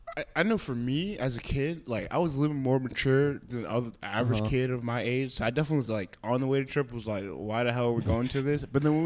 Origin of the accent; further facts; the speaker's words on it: United States; we grew up in the United States